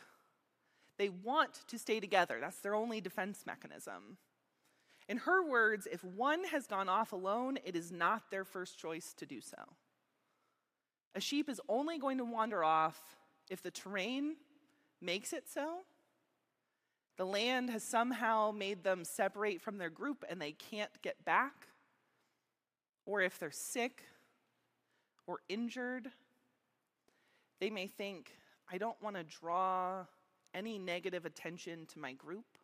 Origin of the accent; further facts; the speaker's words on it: Meadville, Pennsylvania, United States; also born or lived in Slippery Rock; I grew up here in Meadville.